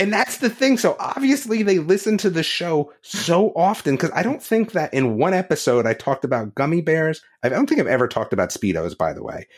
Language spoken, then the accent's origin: English; New Jersey, United States; now in North Carolina, United States; I grew up in New Jersey